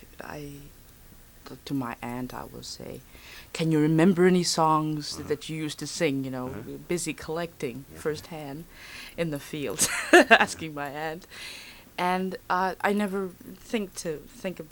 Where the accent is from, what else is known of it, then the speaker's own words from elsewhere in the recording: Los Angeles, California, United States; moved away as an adult; also born or lived in Birmingham, Alabama / San Francisco; born in Birmingham. And my family went to Los Angeles when I was about six, and we've been there ever since